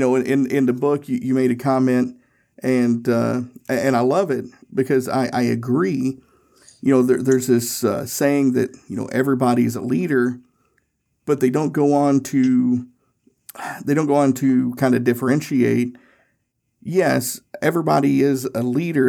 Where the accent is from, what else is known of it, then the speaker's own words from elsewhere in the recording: Tennessee, United States; now in Indianapolis, United States; I grew up in Tennessee and I now live in Indianapolis